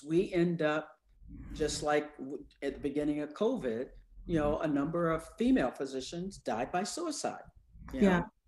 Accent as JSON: {"language": "English", "region": "the South", "country": "United States", "said": "I'm from the South"}